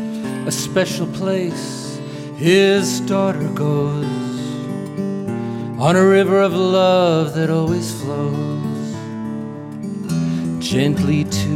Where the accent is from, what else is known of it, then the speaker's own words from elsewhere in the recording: Lexington, Kentucky, United States; welcome everybody to the beautiful and the historic Lyric Theater in our hometown of Lexington, Kentucky.